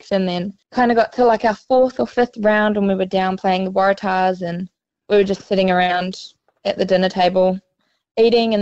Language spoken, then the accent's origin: English; Feilding, Manawatū-Whanganui, New Zealand; also born or lived in Bay of Plenty, New Zealand; now in Queensland, Australia; I was born in the Bay of Plenty and then moved down to Fielding, which nobody has really ever heard of. So we just say Palmerston North, Manawatu, Wellington. If you say that place, someone will know one of the three that I say. Yeah, if you just say the Hurricanes region. Yeah, so pretty much grew up there